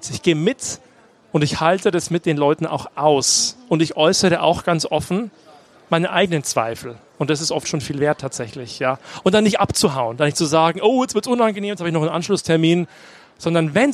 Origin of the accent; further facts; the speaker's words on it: Bavaria, Germany; Ich bin eben katholisch aufgewachsen im Landkreis Neumarkt in der Oberpfalz, nicht weit weg von hier.